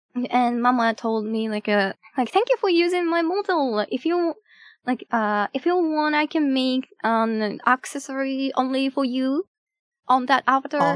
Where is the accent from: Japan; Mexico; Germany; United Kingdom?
Japan; first language Japanese; English is a second language; my native language is Japanese